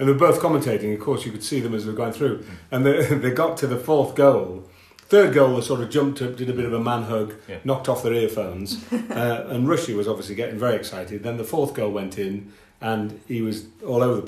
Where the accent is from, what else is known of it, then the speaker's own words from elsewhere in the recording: Yorkshire and the Humber, United Kingdom; I am a Yorkshireman.